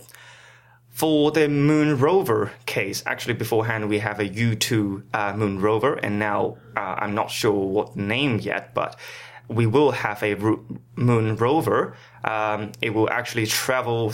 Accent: China; now in Manchester, United Kingdom; I'm from China

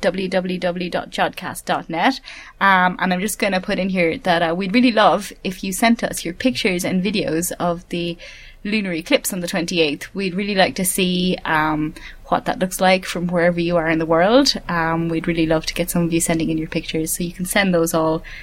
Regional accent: Ireland; I'm Irish, not mm. English

